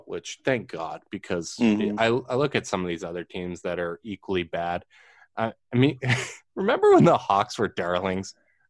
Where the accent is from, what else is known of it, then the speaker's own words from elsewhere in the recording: Canada; I'm Canadian